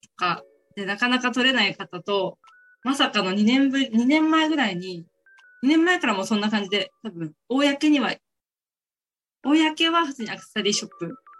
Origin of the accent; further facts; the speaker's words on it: Ibaraki, Japan; moved away as an adult; now in Miyakojima, Japan; 地元は茨城なんですけども